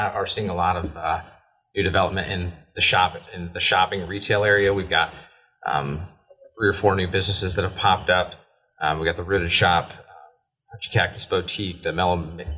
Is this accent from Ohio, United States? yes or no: yes; Hicksville, Ohio, United States; moved away as an adult; also born or lived in Cincinnati, Ohio; I grew up in Hicksville